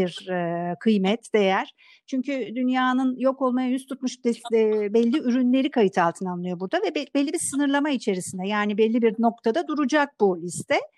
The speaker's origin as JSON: {"language": "Turkish", "region": "Thrace", "country": "Turkey", "said": "ben Trakyalıyım"}